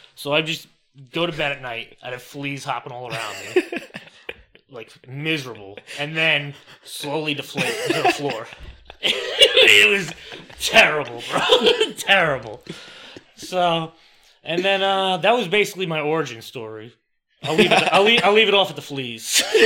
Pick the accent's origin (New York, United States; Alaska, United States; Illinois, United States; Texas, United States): New York, United States; Franklin Square; moved away as an adult; now in Delaware, United States; I was born and raised in Franklin Square, New York, that's on Long Island